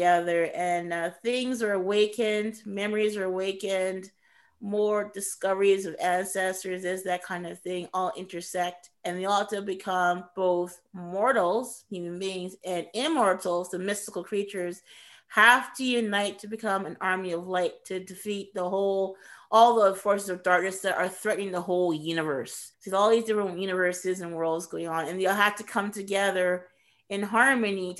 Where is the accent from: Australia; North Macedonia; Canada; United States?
Canada; also born or lived in Midlands, England / Edmonton, Canada; I was born in England and raised in Canada. So it's a homage to the Midlands, UK, where I was born, and also homage to Edmonton